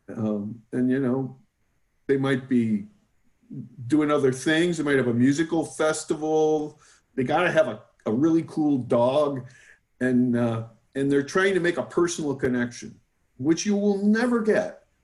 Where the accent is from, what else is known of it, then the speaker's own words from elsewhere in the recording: New Jersey, United States; now in California, United States; I, I'm from New Jersey. That's where I got my attitude